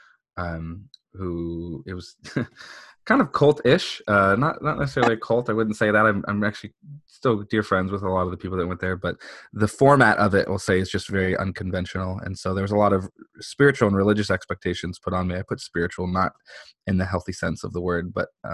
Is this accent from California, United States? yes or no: yes; San Diego, California, United States; So I was born and raised here in San Diego. I grew up in the mean streets of La Jolla. So I'm a San Diego local. I've never left.